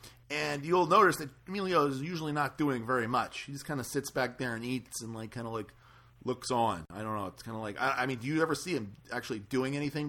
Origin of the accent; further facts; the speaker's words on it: New Orleans, Louisiana, United States; moved away; I'm originally from New Orleans.